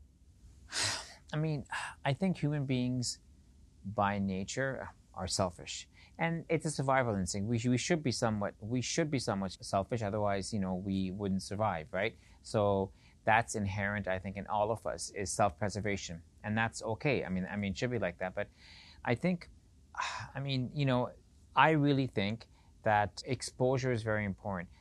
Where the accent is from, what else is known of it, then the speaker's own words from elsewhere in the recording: Edmonton, Alberta, Canada; also born or lived in Pakistan / Beirut, Lebanon; I grew up in Edmonton